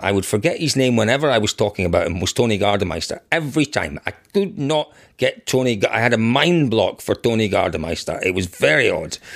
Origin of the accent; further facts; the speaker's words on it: Scotland, United Kingdom; growing up in Scotland